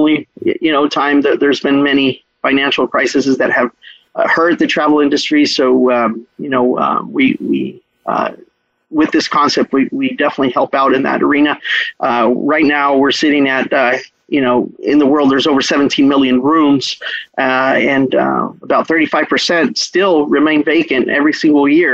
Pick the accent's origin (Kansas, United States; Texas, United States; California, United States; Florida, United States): Texas, United States; Brownsville; moved away; also born or lived in Cancun, Mexico; I'm the only one that was born here in Brownsville. Grew up in Brownsville, Texas, which is on the tip of Texas there